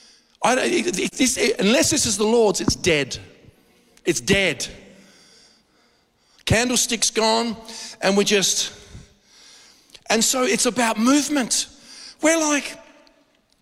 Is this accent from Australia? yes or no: yes; Adelaide, South Australia, Australia; not just as an Australian, but born and bred in Adelaide